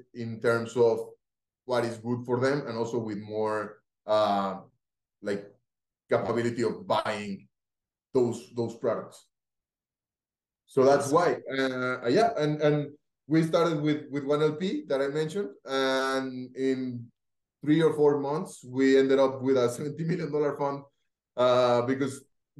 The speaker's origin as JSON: {"language": "English", "town": "Cali", "region": "Valle del Cauca", "country": "Colombia", "tie": "born or raised there", "second_language": "English", "said": "Felipe, Juan Martin, they are from my hometown in Cali. We all went to study to school together with the founders from Rappi"}